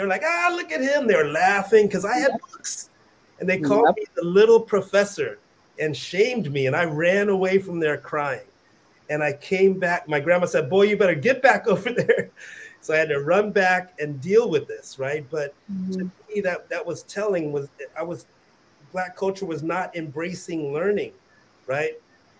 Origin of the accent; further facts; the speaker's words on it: West Coast, United States; I was a Army brat, so I grew up on the West Coast around a lot of white people.